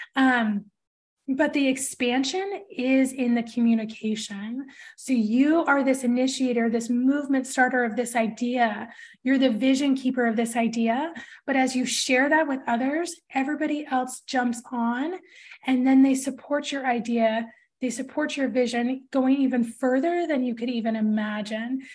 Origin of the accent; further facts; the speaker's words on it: Portland, Oregon, United States; I'm from Portland